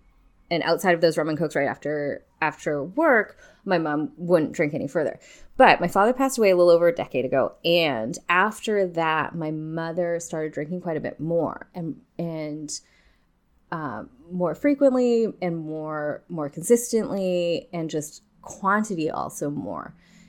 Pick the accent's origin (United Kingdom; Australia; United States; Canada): Canada; Kelowna, British Columbia; So I grew up in Kelowna in the Okanagan, which is a wine region. And so it's definitely part of like our lifestyle and culture kind of thing.